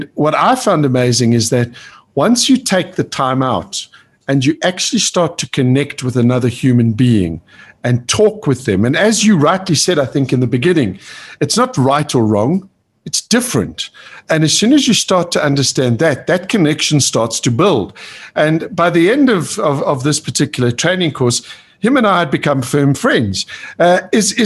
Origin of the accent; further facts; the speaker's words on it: South Africa; growing up in South Africa, I grew up during the apartheid era